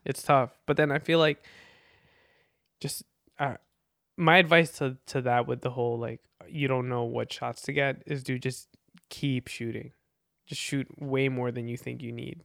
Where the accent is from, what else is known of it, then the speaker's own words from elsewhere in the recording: New Jersey, United States; also born or lived in Philippines; I'm from the Philippines originally, and, uh, I'm from New Jersey.